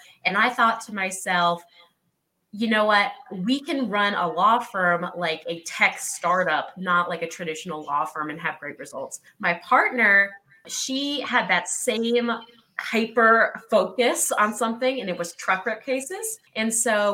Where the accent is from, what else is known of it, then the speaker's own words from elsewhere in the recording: the South, United States; moved away as an adult; also born or lived in New York City, United States; now in Colorado, United States; I grew up in the South